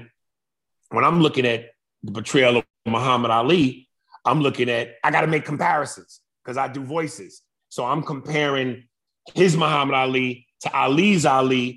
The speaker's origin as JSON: {"language": "English", "town": "New York City", "region": "New York", "country": "United States", "tie": "born or raised there", "also_born_or_lived": "North Brunswick, New Jersey", "moved": "yes", "said": "I'm from New York, but I lived in Jersey. I grew up in Manhattan, West Side, but then I eventually moved to Jersey, and I lived in North Brunswick."}